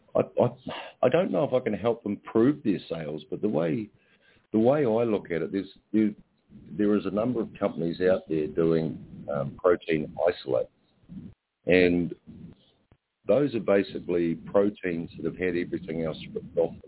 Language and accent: English; Ireland; now in New Zealand; I'm I'm Irish